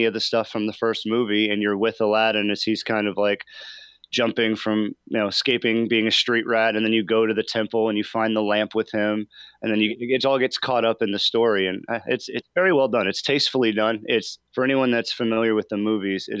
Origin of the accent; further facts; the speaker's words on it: Midwest, United States; growing up in the Midwest